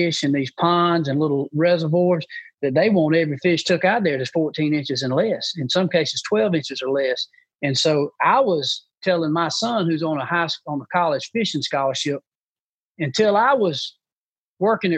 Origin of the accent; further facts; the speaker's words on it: Booger Bottom, United States; when I grew up in Booger Bottom, my papa would have a bucket of shiners and a cork